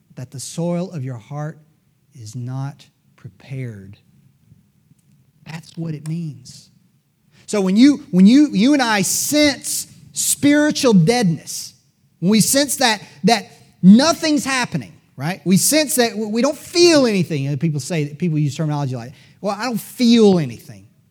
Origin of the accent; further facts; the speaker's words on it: United States; as an American